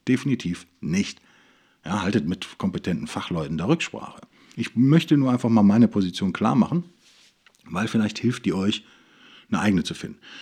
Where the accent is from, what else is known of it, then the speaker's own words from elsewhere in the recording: Germany; wenn man aus Deutschland kommt